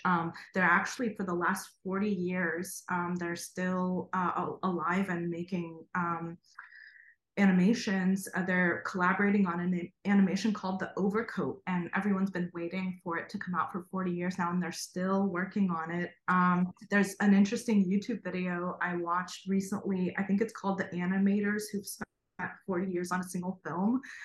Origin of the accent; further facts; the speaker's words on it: Kharkiv, Kharkiv Oblast, Ukraine; moved away; I was born in Kharkov, Ukraine, um, and lived the first two years of my life in an art school dormitory